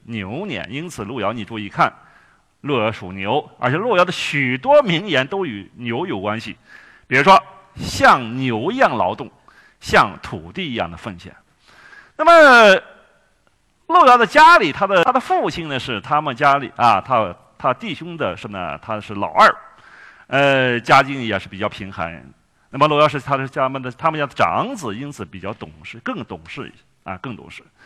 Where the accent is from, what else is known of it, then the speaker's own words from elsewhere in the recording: Yanchuan, Shaanxi, China; 我是言传人啊